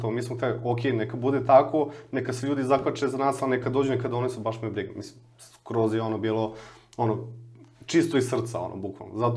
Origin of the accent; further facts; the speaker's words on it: Smederevo, Podunavlje District, Serbia; ja sam inače iz Smedereva, pokupim neke stvari iz Smedereva koje sam imao